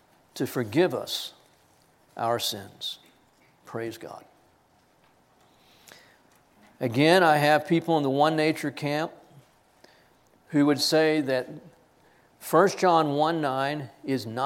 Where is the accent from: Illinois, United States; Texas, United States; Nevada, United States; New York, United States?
Texas, United States; I am a Texan. I am an American, Texan first